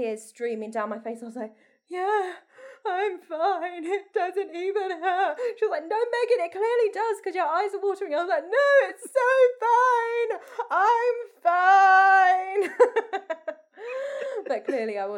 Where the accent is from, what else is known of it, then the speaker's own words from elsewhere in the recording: Essex, East of England, United Kingdom; we're from Essex.